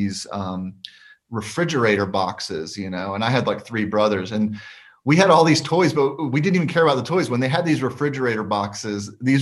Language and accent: English; Alabama, United States; moved away as an adult; also born or lived in Oak Ridge, Tennessee; I spent the majority of my life up until 2011 living in Alabama. And so that was really my upbringing was there